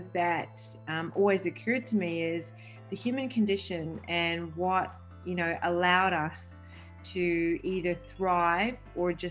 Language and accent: English; Mumbai, Maharashtra, India; born there; I'm Maltese Italian of heritage. I was born in Mumbai, India, and my dad used to work with Mother Teresa.